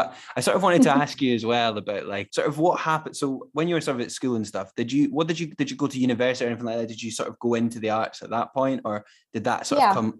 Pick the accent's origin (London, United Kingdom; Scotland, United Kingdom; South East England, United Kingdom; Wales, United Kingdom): Scotland, United Kingdom; I'm a Scot